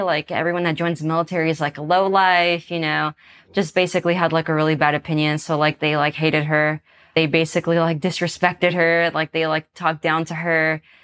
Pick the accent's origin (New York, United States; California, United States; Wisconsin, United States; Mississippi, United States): California, United States; San Diego; I'm from San Diego, California, and my childhood was all right